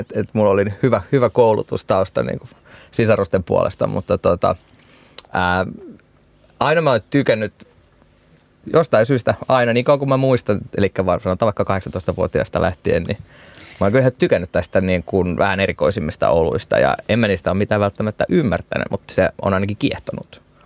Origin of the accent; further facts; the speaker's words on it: Turku, Southwest Finland, Finland; moved away as an adult; now in Bordeaux, France; Turusta, mistä mä oon kotoisin